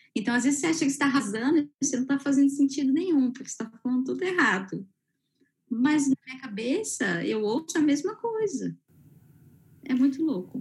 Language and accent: Portuguese; Brazil; moved away